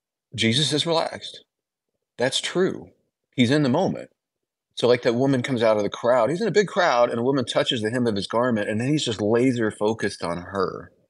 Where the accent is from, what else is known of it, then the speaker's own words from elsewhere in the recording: Illinois, United States; Well, I'm from Illinois originally, small towns.